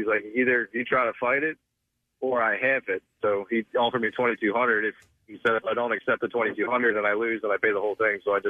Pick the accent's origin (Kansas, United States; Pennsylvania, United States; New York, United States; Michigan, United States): Pennsylvania, United States; Harleysville; I grew up in Harleysville around where Preston is and all that North Bend area